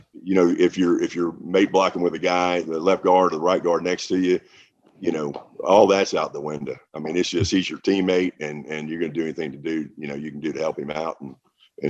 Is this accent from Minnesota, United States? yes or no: no; New Orleans, Louisiana, United States; I grew up in New Orleans, which is a big town